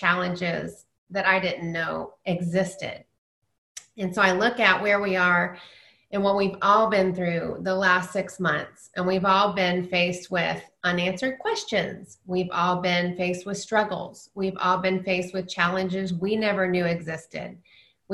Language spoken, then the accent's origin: English; Dallas, Texas, United States; I grew up in Dallas.